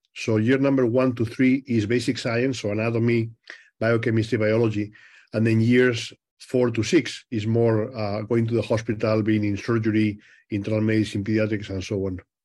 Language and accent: English; Madrid, Community of Madrid, Spain; moved away as an adult; also born or lived in Rochester, Minnesota; now in United States; I was born in Madrid